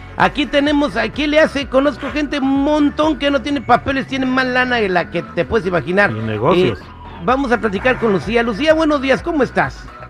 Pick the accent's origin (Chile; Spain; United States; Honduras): United States; yo nací en Estados Unidos